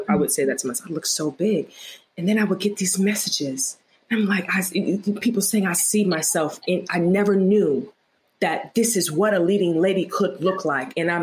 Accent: Virginia Beach, Virginia, United States; also born or lived in Queens, New York; now in New York, United States; Virginia Beach. I was born in Queens, New York. I'm a New Yorker, but I was raised in Virginia. So let's just say Virginia.

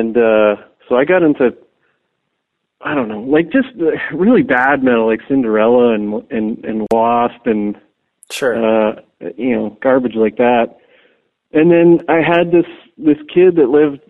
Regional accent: Hamilton, Ontario, Canada; I was born in Hamilton

